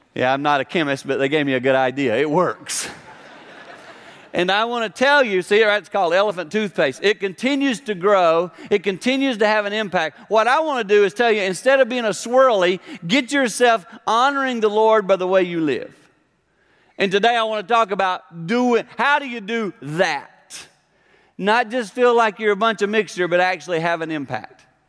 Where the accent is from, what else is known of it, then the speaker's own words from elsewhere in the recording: South Carolina, United States; Growing up in South Carolina